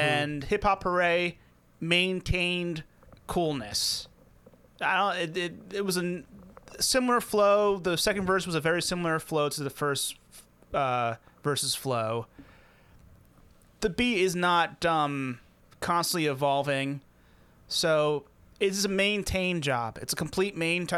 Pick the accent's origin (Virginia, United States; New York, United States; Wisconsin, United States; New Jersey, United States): New Jersey, United States; Jackson; I grew up in Jackson, New Jersey, which makes the best pizza in this area